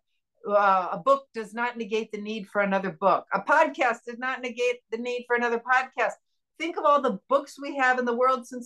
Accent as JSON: {"language": "English", "region": "Indiana", "country": "United States", "tie": "born or raised there", "moved": "as an adult", "lives_now": "San Diego, United States", "said": "I was born in Indiana."}